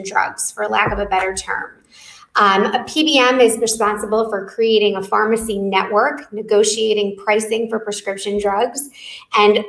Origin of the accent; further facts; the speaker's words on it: Detroit, Michigan, United States; my hometown in Detroit.